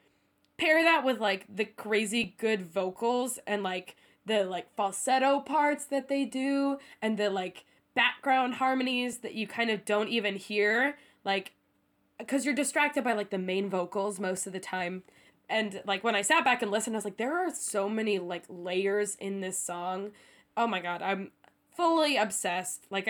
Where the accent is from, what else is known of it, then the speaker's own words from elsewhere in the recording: United States; moved away as an adult; now in Seoul, South Korea; I'm recording from America today